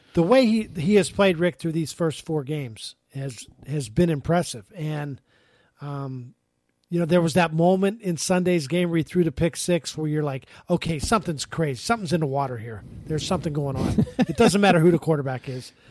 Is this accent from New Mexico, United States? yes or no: no; Pittsburgh, Pennsylvania, United States; moved away; I grew up in Pittsburgh